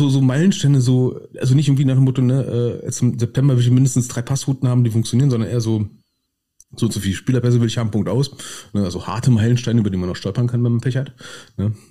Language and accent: German; Berlin, Germany; also als Berliner finden wir den Namen schon per se geil